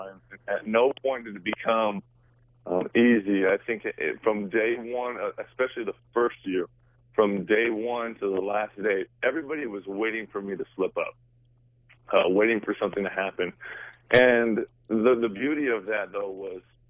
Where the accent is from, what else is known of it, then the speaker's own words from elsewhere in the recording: Seattle, Washington, United States; I'm born and raised in Seattle, Washington